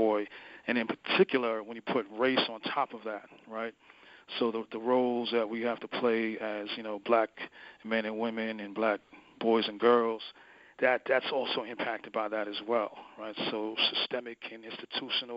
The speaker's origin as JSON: {"language": "English", "town": "New York City", "region": "New York", "country": "United States", "tie": "born or raised there", "said": "I was born in New York City. I have, you know, family from the West Indies and Caribbean. But, you know, so there's a lot of values just from and experiences just from, you know, being raised in New York City"}